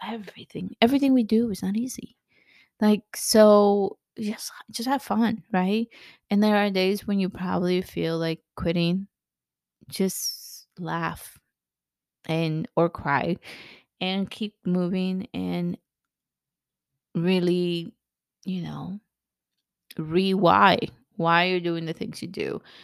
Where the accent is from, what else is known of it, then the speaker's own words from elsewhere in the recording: El Salvador; also born or lived in California, United States; now in United States; I grew up in El Salvador, very, very poor, at, in a civil war